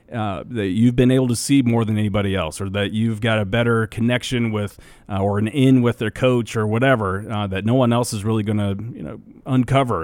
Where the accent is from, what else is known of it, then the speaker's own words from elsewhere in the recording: Nebraska, United States; we grew up in Nebraska